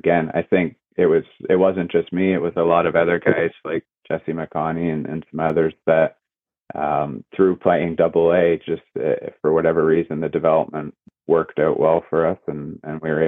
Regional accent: Barrie, Ontario, Canada; moved away as an adult; also born or lived in Huntsville; now in Oswego, United States; I grew up in Barrie

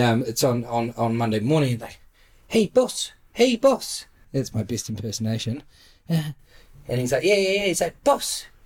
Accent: New Zealand; I'm a New Zealander

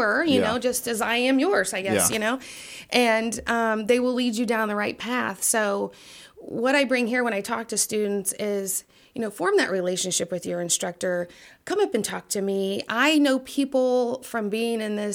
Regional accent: Danville, Illinois, United States; also born or lived in Glasgow, Kentucky / Oakwood, Illinois; we moved here when I was 2, and actually lived right over here on Nicholas Street

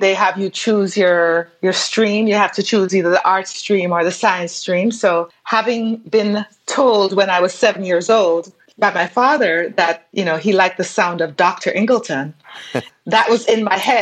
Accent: Saint Andrew, Jamaica; now in New York City, United States; I definitely was born in Jamaica

